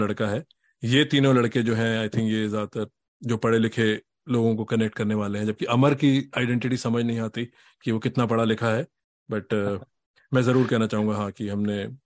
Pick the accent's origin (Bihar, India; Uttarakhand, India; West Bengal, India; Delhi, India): Delhi, India; हम सब दिल्ली से हैं